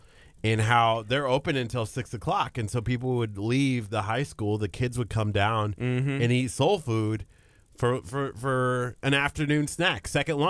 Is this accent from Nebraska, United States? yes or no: yes; Lexington, Nebraska, United States; now in Houston, United States; I don't know if I would want to be mayor of my hometown either. Why is that? Because it's Lexington, Nebraska.